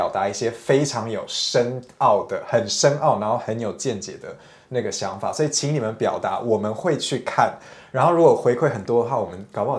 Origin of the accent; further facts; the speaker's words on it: Taiwan; 但大家不要以为我是一个外国人在那边批评台湾人，因为我也是台湾人，OK？